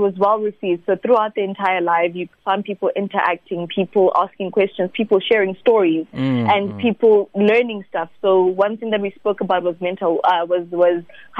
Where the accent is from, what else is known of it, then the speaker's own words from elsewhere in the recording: Masiya village, Limpopo, South Africa; people like me who grew up in a village where you probably have a phone that can't even go on Instagram